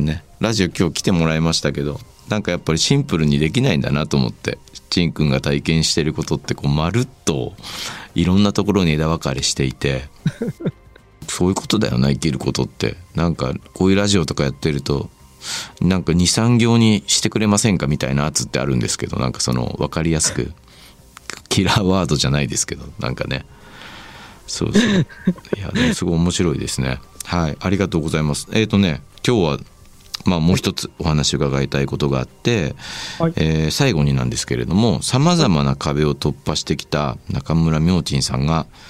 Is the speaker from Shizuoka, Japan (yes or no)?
yes; Shizuoka, Japan; 僕静岡出身なんですけど